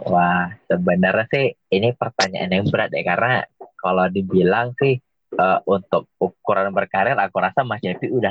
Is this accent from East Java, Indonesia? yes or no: no; Medan, North Sumatra, Indonesia; walaupun kalau orang tahu identitas asli aku aku adalah orang Sunda tapi aku lebih bukan bukan nggak bangga jadi orang Sunda okay. bukan mungkin karena aku besar di Medan